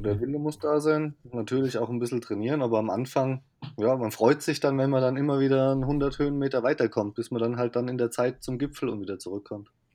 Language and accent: German; Rhineland-Palatinate, Germany; moved away as an adult; ich komme ja eigentlich aus Rheinland-Pfalz